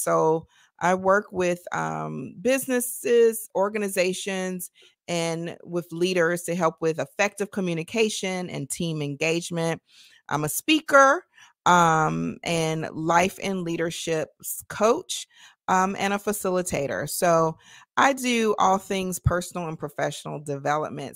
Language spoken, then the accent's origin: English; Nashville, Tennessee, United States; moved away; I'm from Tennessee originally.